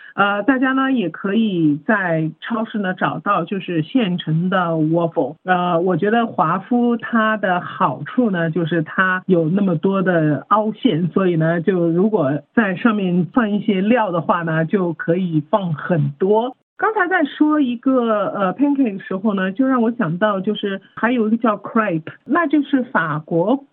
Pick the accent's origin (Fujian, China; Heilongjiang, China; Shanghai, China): Shanghai, China; 我们上海方言其实是直译的，就叫它糖辣子